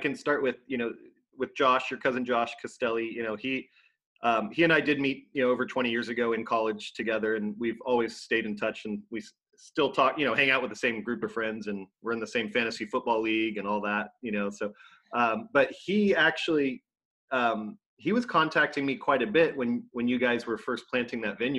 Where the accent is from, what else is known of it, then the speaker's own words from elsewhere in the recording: Los Angeles, California, United States; also born or lived in San Diego; I grew up in Southern California and then in the LA area, but moved to San Diego to go to college at San Diego State starting in 1993